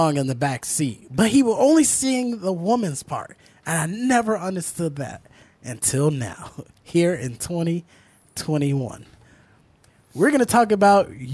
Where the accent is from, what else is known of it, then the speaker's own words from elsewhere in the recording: Riverdale, United States; I grew up in Riverdale